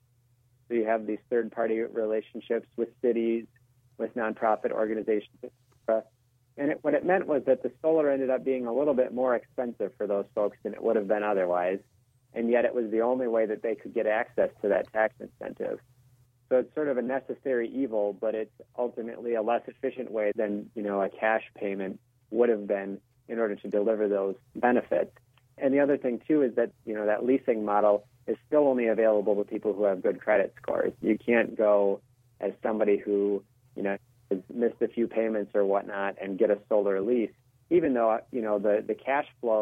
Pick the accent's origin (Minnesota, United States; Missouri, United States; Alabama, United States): Minnesota, United States; my home state of Minnesota.